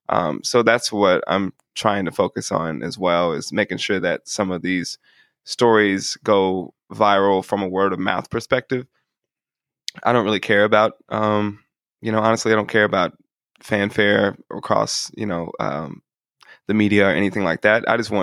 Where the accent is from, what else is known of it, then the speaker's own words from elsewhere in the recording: Kansas City, Missouri, United States; I was born and raised on Troost, around 75th Street.